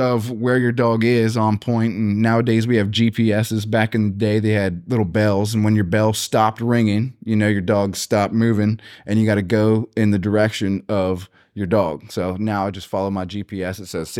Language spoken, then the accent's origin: English; Gettysburg, Pennsylvania, United States; I'm from Gettysburg, Pennsylvania